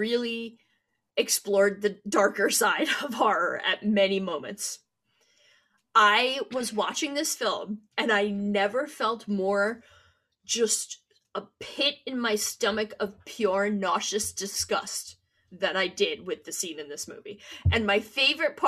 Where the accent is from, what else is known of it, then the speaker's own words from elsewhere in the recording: United States; we're American